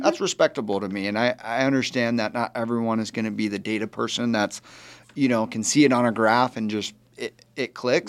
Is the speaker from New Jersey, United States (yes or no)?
no; Arizona, United States; I was born and raised right here in Arizona